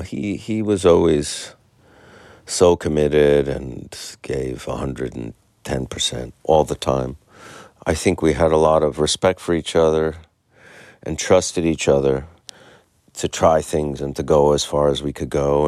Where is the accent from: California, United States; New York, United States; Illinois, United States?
New York, United States; As a New Yorker